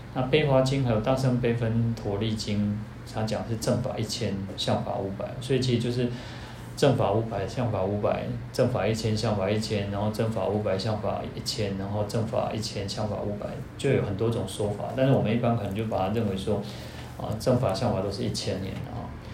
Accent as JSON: {"language": "Chinese", "country": "Taiwan", "said": "我们台湾人"}